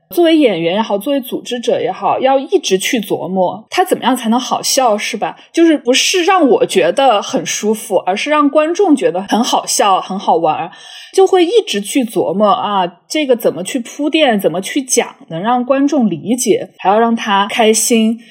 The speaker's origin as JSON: {"language": "Chinese", "country": "China", "moved": "yes", "lives_now": "Canada", "said": "作为华裔移民，女性这种，呃，有多重少数边缘身份的这样的人"}